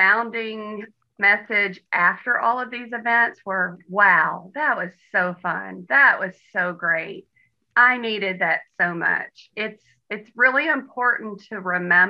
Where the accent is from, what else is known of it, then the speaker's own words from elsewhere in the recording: Western Kentucky, United States; I'm from Western Kentucky